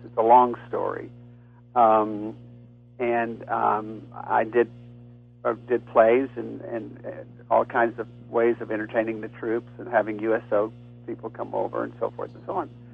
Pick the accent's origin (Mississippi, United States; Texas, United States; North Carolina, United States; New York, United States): Texas, United States; I'm from Texas